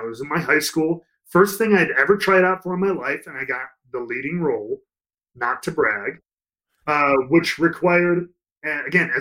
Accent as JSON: {"language": "English", "town": "Chicago", "region": "Illinois", "country": "United States", "tie": "born or raised there", "also_born_or_lived": "Tampa, Florida / Orlando, Florida", "moved": "as an adult", "said": "I grew up in Chicago, cold weather"}